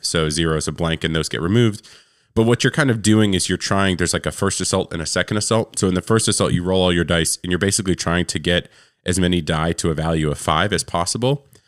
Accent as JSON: {"language": "English", "region": "New York", "country": "United States", "moved": "yes", "lives_now": "Tennessee, United States", "said": "I'm from New York. I live in Tennessee now. And, and where I'm from, we usually didn't finish school till almost the end of June"}